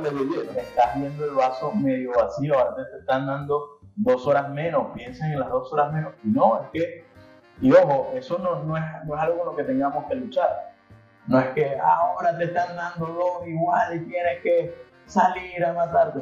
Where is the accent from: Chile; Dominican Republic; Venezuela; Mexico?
Venezuela; Los venezolanos no estamos acostumbrados a tener a las familias separadas